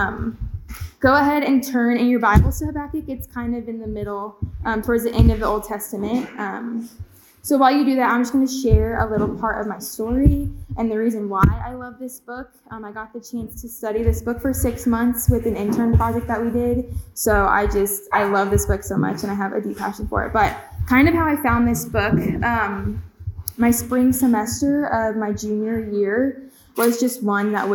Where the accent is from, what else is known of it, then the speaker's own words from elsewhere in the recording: Kansas City, United States; also born or lived in Manhattan, Kansas; I grew up in Kansas City my whole life